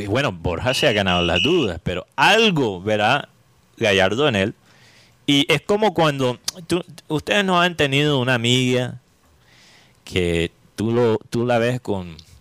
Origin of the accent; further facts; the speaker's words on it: Colombia; como colombiano